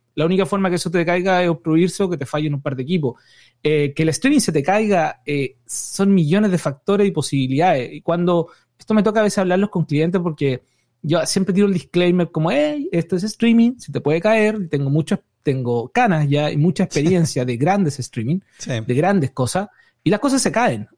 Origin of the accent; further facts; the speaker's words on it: Chile; now in United States; yo soy chileno